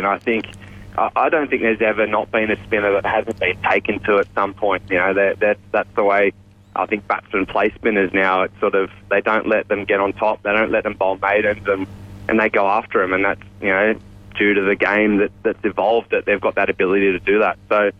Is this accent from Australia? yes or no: yes; Australia; So I suppose as an Aussie